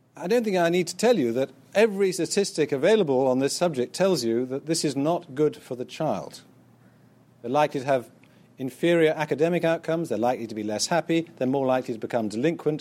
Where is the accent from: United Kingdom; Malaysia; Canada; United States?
United Kingdom; being proud of being British, which I certainly used to be